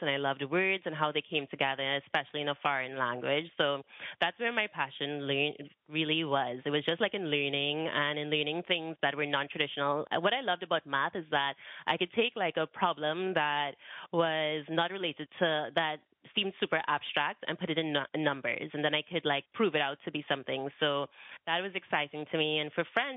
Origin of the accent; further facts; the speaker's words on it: Trinidad & Tobago; I grew up in Trinidad and Tobago, so it's a small island.